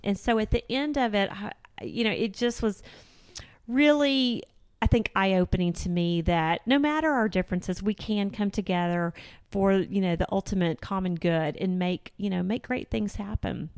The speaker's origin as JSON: {"language": "English", "town": "Houston", "region": "Texas", "country": "United States", "tie": "born or raised there", "moved": "as an adult", "lives_now": "Northwest Arkansas, United States", "said": "I was born and raised in Houston, Texas"}